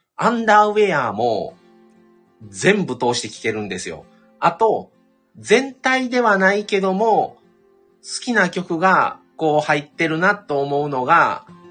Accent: Kobe, Hyogo, Japan; also born or lived in Shiga Prefecture; 神戸で育ったんですけど、生まれが滋賀県、琵琶湖のあるとこですね。でも育ったのは神戸

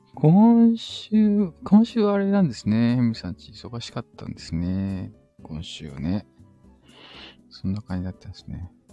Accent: Osaka, Japan; うちも大阪人やった

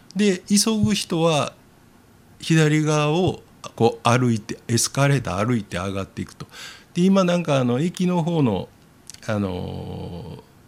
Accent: Osaka, Japan; 大阪人の私は右にこうポッと立つ

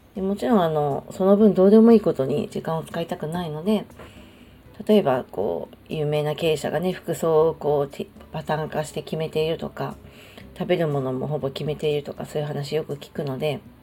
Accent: Japan; 日本で育ってしまった以上こう場の空気を読んで人に合わせるとか身の丈で生きるとかそういう価値観ってまあなんか染みついちゃってる

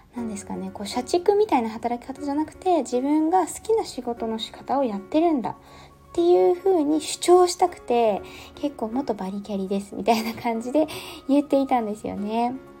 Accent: Yamagata, Japan; moved away; もともと山形県のこう本当に田舎の方出身なんですよね。

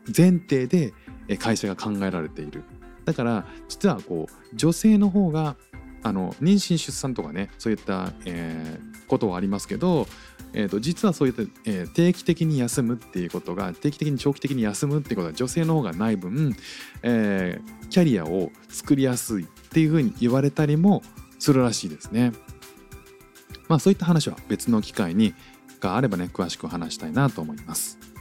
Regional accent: Japan; now in Singapore; 日本で生まれ育って

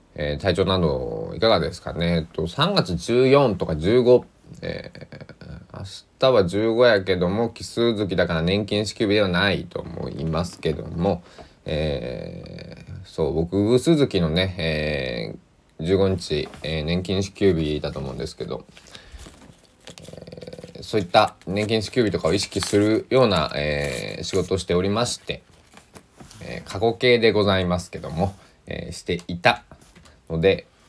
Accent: Kochi, Japan; moved away; also born or lived in Susaki, Kochi; 高知県なんか僕の生まれ育ったところは

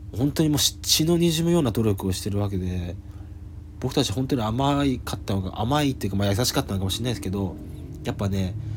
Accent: Yamagata, Japan; 僕は山形出身なんですよ

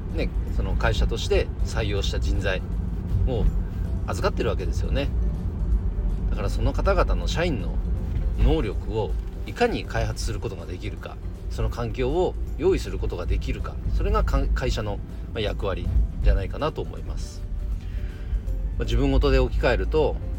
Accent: Nagano, Japan; この地元長野でもね

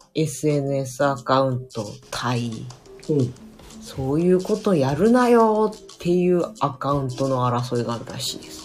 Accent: Hokkaido, Japan; 北海道人だからさ

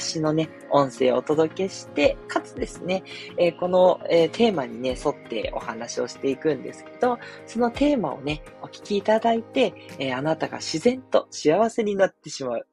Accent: Tokyo, Japan; 私は東京出身なんですけど

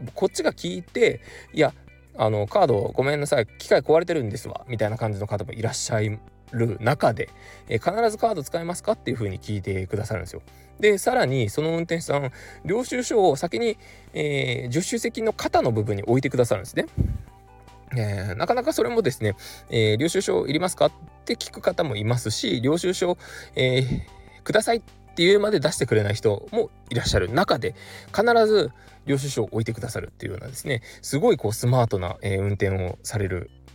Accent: Kurume, Fukuoka, Japan; moved away; 僕の地元久留米にはですね

